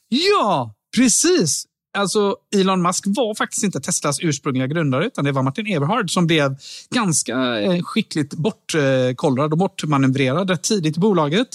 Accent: Sweden; jag då som svensk

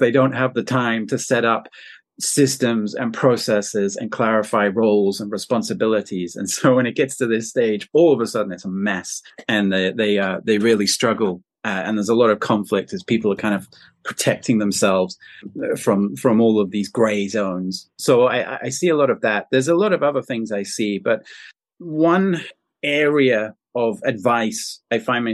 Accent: south of England, United Kingdom; moved away as an adult; now in China; I'm British and I'm from the south of England

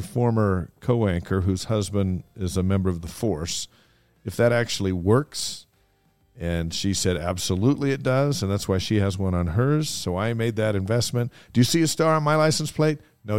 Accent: Hawaii, United States; I'm Hawaiian.

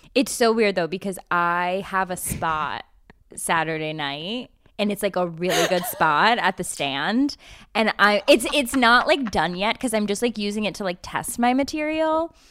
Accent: United States; as an American

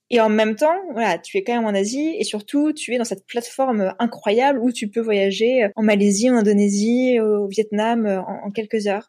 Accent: Metz, Grand Est, France; moved away as an adult; also born or lived in Paris / Singapore; now in Hong Kong; Je suis originaire de Lorraine. Je suis née à Metz. Donc, j'ai grandi près de la frontière allemande et luxembourgeoise.

